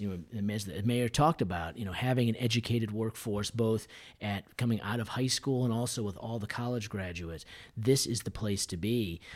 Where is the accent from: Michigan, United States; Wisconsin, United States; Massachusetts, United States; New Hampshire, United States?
Massachusetts, United States; moved away as an adult; now in Nashville, United States; I'm originally from Massachusetts